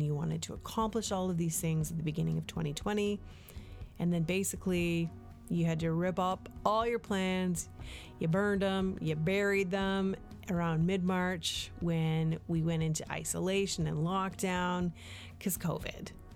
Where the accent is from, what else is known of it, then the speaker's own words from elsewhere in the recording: Canada; moved away as an adult; also born or lived in United States; I'm a Canadian